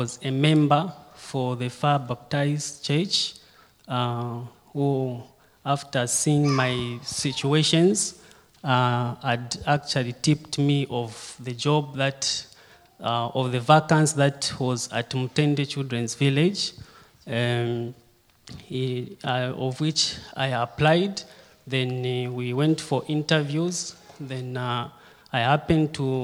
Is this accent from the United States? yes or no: no; Kitwe, Copperbelt Province, Zambia; I was born and brought up in Kitwe. Kitwe is just a city on the Copper Belt.